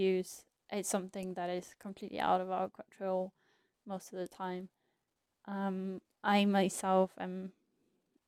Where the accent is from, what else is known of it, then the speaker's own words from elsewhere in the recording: Iceland; moved away as an adult; also born or lived in England; I am originally from Iceland and my family is there